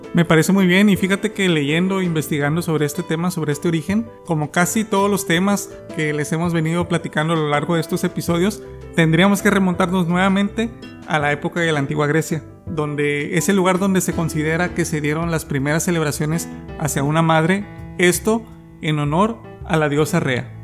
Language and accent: Spanish; Mexico; Nosotros como mexicanos